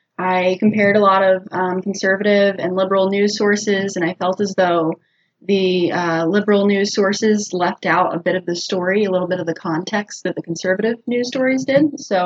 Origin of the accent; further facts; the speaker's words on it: Des Moines, Iowa, United States; I'm from Des Moines, Iowa.